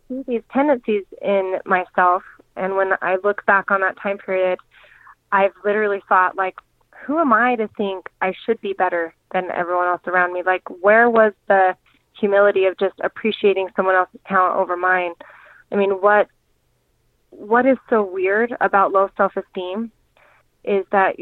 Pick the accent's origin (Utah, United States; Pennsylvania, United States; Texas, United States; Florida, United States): Utah, United States; Kaysville; moved away as an adult; also born or lived in Arizona; My now husband, which we grew up in Kaysville together, so we dated a little bit growing up